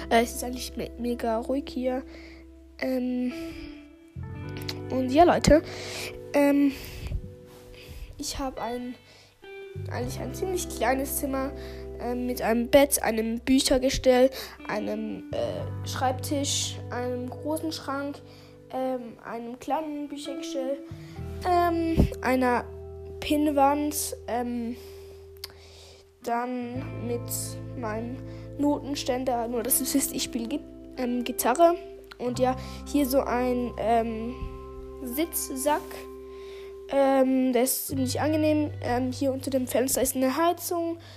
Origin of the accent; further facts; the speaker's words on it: Switzerland; accent: Swiss; ich habe einen Schweizer Akzent. Das merkt man.